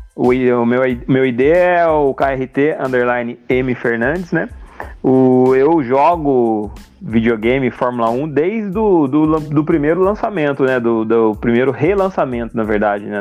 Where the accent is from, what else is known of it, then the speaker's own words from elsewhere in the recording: Taubaté, São Paulo, Brazil; é da minha cidade aqui, nós somos de Taubaté